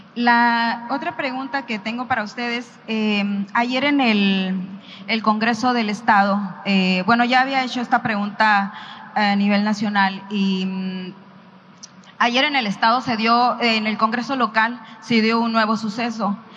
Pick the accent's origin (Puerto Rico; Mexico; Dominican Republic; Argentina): Mexico; Sonora; Soy de Sonora